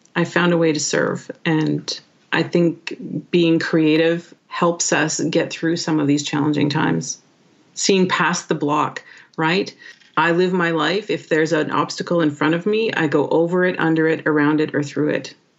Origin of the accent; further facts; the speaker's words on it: Canada; first language English; moved away; proud to be Canadian, and happy that uh, I'm an English speaker